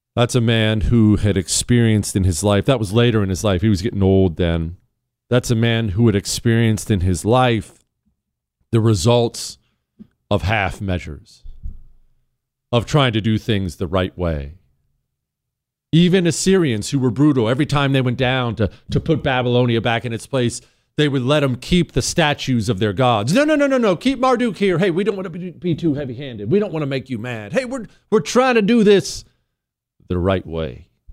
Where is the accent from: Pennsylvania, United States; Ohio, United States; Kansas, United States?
Ohio, United States; I was born in Ohio.